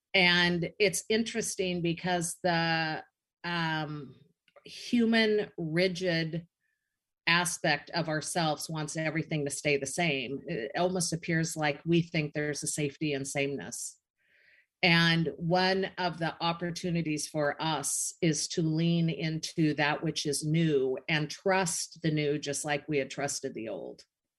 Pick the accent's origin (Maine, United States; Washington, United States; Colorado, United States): Washington, United States; Seattle; moved away as an adult; also born or lived in Arizona; I am like three blocks away from where I grew up in Seattle.